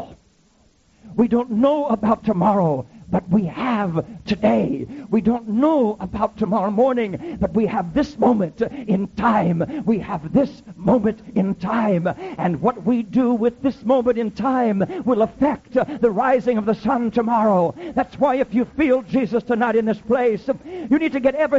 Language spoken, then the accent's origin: English; Iowa, United States; I grew up in Iowa